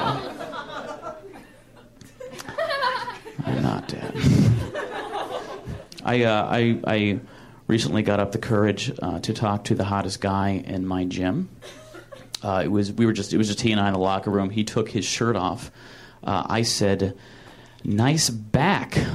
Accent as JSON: {"language": "English", "region": "Michigan", "country": "United States", "moved": "yes", "said": "I'm from Michigan originally, which is a shitty state in the Midwest"}